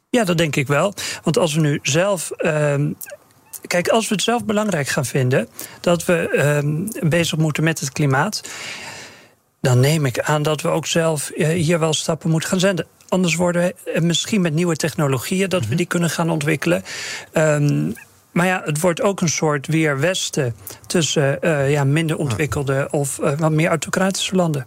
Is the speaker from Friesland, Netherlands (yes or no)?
yes; Terschelling, Friesland, Netherlands; ik ben opgegroeid op de Schelling